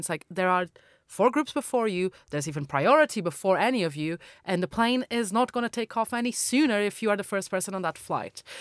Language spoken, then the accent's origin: English; Madeira, Portugal; moved away; my hometown in, uh, Madeira